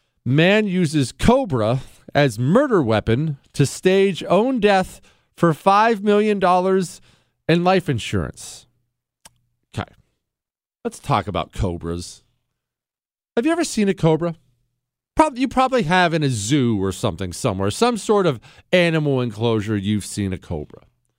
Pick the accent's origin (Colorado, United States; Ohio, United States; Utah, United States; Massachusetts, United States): Ohio, United States; also born or lived in Montana; Well, I mean, I grew up in Ohio and Montana.